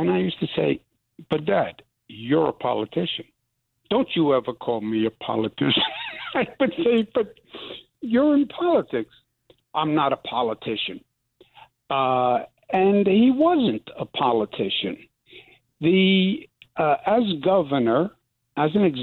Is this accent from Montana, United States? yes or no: no; New York City, New York, United States; I'm from New York. We don't have fuzzy in New York